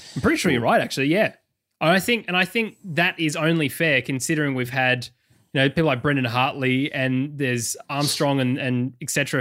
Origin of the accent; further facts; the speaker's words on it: McLaren Vale, South Australia, Australia; also born or lived in Adelaide; now in Melbourne, Australia; I was born in McLaren Vale.